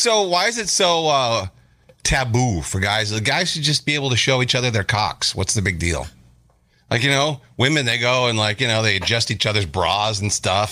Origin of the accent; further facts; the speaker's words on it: Minnesota, United States; moved away; when I go home to Minnesota